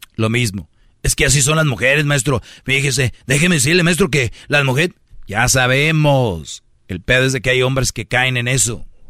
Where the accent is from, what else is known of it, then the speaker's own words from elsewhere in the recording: Monterrey, Nuevo León, Mexico; Yo soy de Monterrey